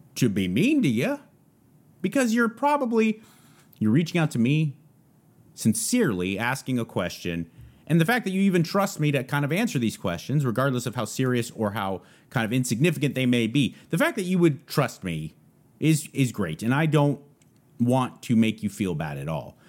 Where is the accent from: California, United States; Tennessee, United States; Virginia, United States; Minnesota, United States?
California, United States; San Gabriel Valley; now in Texas, United States; I'm from the San Gabriel Valley